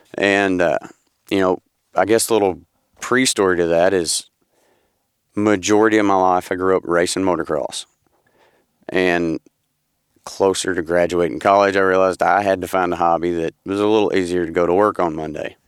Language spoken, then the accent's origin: English; Paris, Tennessee, United States; I'm from Paris, Tennessee